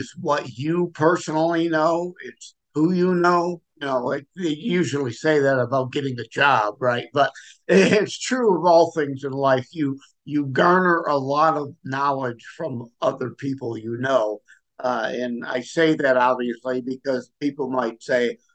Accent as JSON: {"language": "English", "town": "Detroit", "region": "Michigan", "country": "United States", "said": "I'm from Detroit, Michigan area"}